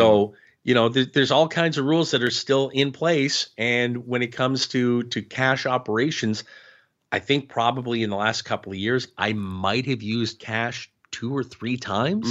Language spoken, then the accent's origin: English; Ottawa, Ontario, Canada; growing up in Ottawa